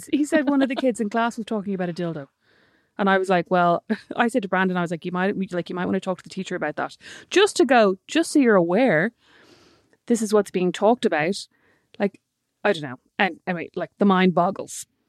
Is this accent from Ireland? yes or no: yes; Ireland